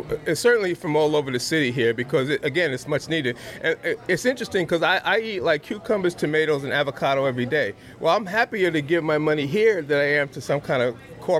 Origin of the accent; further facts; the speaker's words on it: New York City, New York, United States; now in Albany, United States; I was just telling somebody that the place I grew up in Brooklyn, near Prospect Park, if anybody knows Brooklyn, was beautiful. Between 64 and 68, we had 13 rooms, and I grew up with my aunts and uncles.